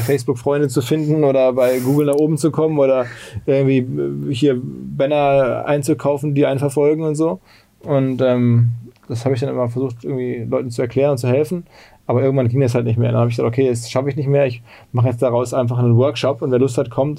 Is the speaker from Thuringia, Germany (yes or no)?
no; Essen, North Rhine-Westphalia, Germany; moved away as an adult; now in Hamburg, Germany; Ich komme aus dem Ruhrgebiet. Ich bin aus Essen und bin nach Hamburg gekommen zum Studium